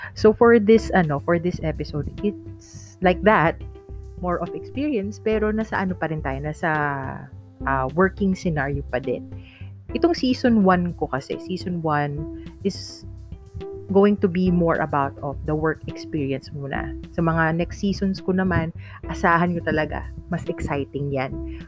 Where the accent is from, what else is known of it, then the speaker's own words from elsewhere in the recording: Ilocano, Ilocos Region, Philippines; accent: Ilocano; Ilocano kasi ako, guys. Yan, so my father's and ano, uh, Ilocano. Tapos nakuha ko yung punto